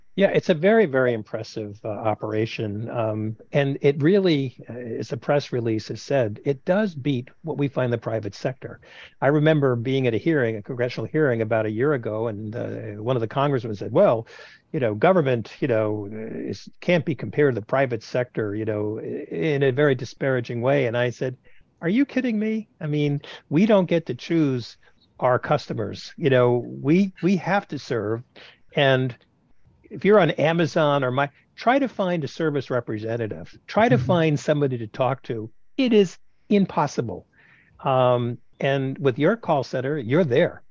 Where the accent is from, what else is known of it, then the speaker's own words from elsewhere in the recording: New York City, New York, United States; moved away; I'm a New Yorker